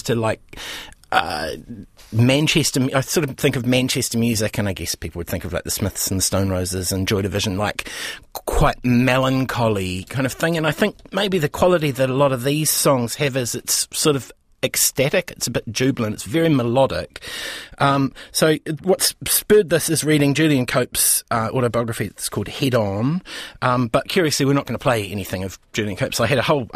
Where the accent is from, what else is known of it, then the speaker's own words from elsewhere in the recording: Timaru, Canterbury, New Zealand; growing up in Timaru in the 70s and 80s